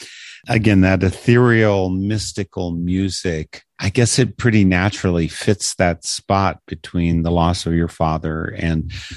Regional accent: Wisconsin, United States; growing up in Wisconsin as I did.

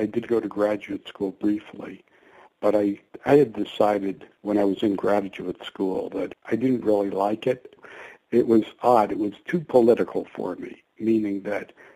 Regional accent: Jersey Shore, New Jersey, United States; moved away as an adult; also born or lived in Boulder, Colorado; I grew up on the Jersey Shore

